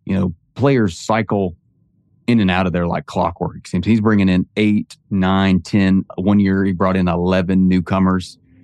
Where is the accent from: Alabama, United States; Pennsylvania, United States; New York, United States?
Alabama, United States; I grew up in Alabama